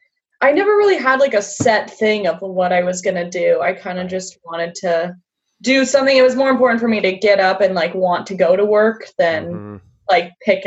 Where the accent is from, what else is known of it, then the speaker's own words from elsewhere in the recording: San Diego, California, United States; I am born and raised in San Diego, California.